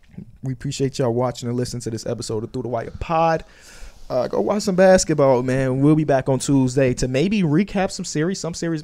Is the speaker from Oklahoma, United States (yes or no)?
no; Chicago, Illinois, United States; I'm from Chicago